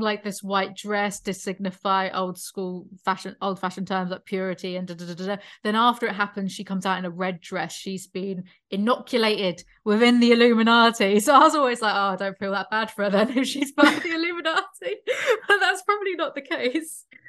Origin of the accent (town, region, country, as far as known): United Kingdom; born or raised there; moved away